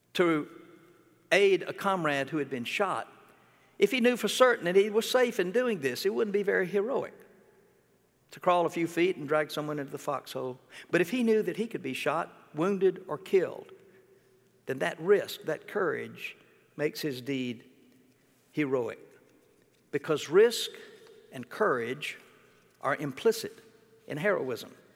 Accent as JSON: {"language": "English", "region": "Mississippi", "country": "United States", "tie": "born or raised there", "moved": "yes", "said": "when I was growing up in Mississippi"}